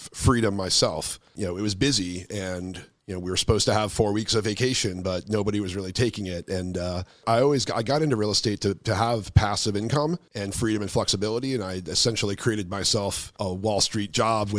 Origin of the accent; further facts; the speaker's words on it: New Jersey, United States; moved away as an adult; also born or lived in New York City; now in San Juan, Puerto Rico; I grew up down in New Jersey